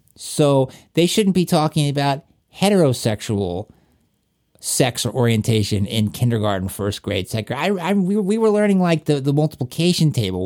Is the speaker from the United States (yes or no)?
yes; Appalachia, Southwest Virginia, United States; accent: Southern; moved away; also born or lived in Atlanta, Georgia; I'm from Virginia, like, Southwest Virginia in Appalachia